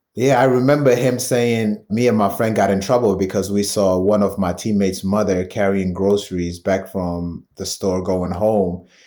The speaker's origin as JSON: {"language": "English", "region": "London", "country": "United Kingdom", "tie": "born or raised there", "moved": "yes", "said": "Brixton 'cause it's such a big part of my, um, just childhood and upbringing."}